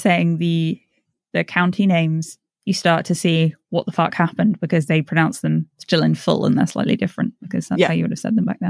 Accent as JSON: {"language": "English", "country": "United States"}